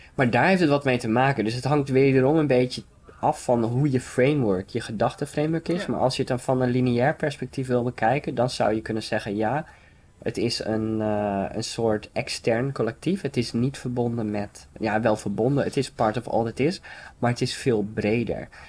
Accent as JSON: {"language": "Dutch", "area": "Frisian countryside", "region": "Friesland", "country": "Netherlands", "tie": "born or raised there", "said": "ik kom zelf van het Friese platteland"}